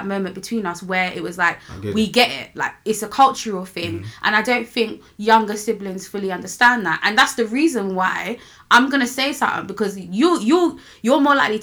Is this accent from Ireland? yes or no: no; Nigeria; as a Nigerian